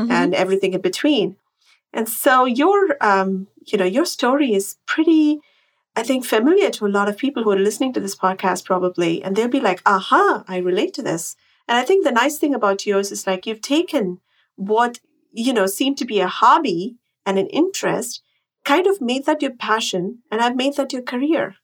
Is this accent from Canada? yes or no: no; Chennai, Tamil Nadu, India; moved away as an adult; now in Westchester, United States; I am a Chennai girl. I grew up in Chennai.